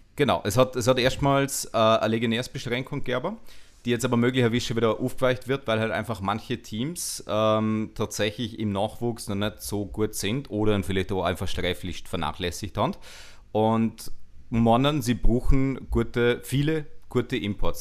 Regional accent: Vorarlberg, Austria; accent: Vorarlberger Dialekt; mit meinem Vorarlberger Dialekt

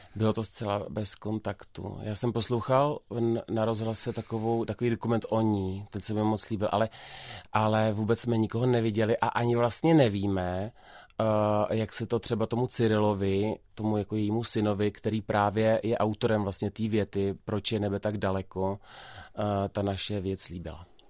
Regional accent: Karlovy Vary, Karlovy Vary Region, Czechia; já jsem z Karlových varů

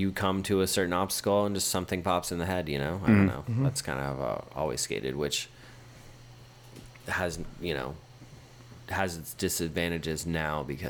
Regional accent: Southern California, United States; born or raised there

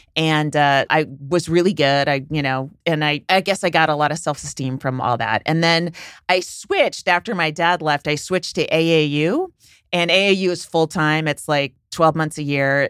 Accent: San Francisco, California, United States; I'm from San Francisco

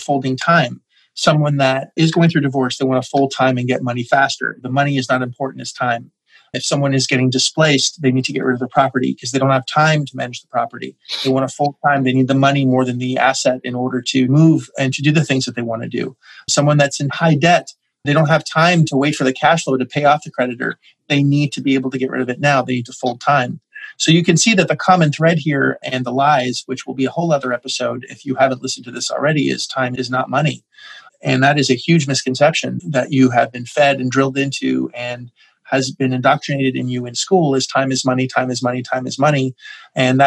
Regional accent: Canada; we're all Canadian

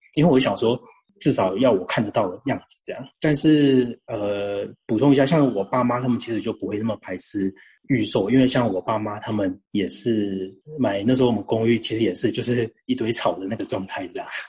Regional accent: Changhua County, Taiwan; 我跟 Claire 一样都是彰化人嘛

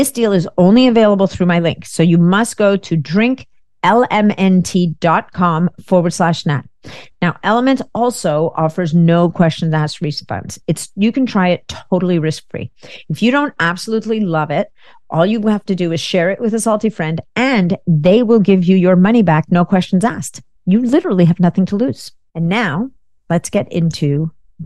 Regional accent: Canada; a fellow Canadian. I'm Canadian.

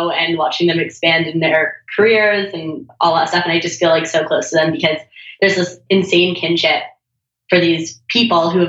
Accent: Toronto, Ontario, Canada; now in Venice, United States; Toronto, Canada.

